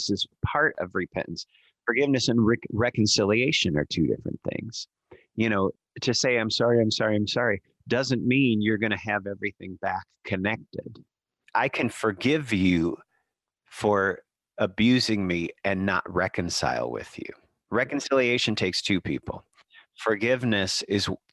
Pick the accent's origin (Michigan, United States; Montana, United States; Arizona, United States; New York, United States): Michigan, United States; Birmingham; the church that I grew up in Birmingham, Michigan